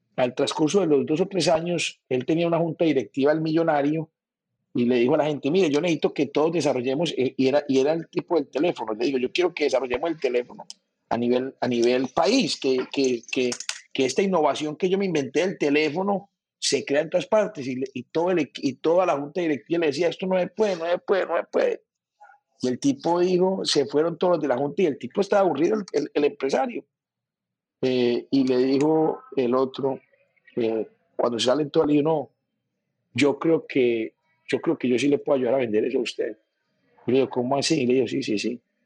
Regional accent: Medellín, Antioquia, Colombia; now in Barranquilla, Colombia; yo vivo en Barranquilla, soy paisa, pero he dicho, soy barranquillero, nacido en Medellín

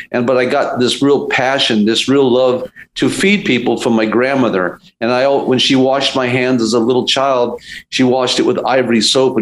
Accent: Los Angeles, California, United States; also born or lived in Beverly Hills; now in Ojai, United States; I'm a Silver Lake guy. I was born in Silver Lake and my father had a market there

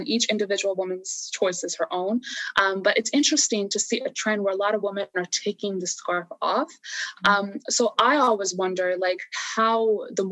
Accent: United States; as someone who was growing up in America

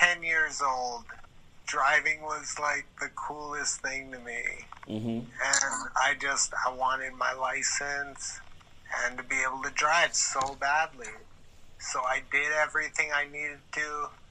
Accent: Hawaii, United States; I'm thankful to live here, feel very happy to be born and raised in Hawaii

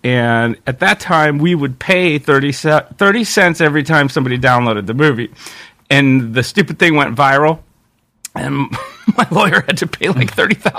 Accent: Yosemite, California, United States; moved away; I'm the only kid of that generation in my town, because I came from Yosemite, that had movies.

